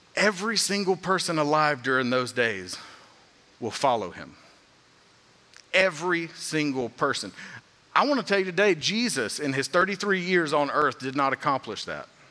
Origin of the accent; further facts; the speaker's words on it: Georgia, United States; being from Georgia, growing up in the South